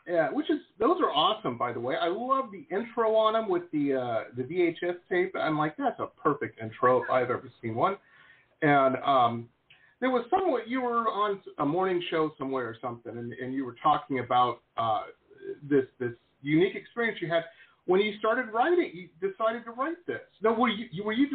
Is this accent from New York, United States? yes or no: no; Detroit, Michigan, United States; moved away as an adult; also born or lived in Boston / West Coast; now in Florida, United States; I grew up in Metro Detroit, school in Boston, and lived out on the West Coast for a long time.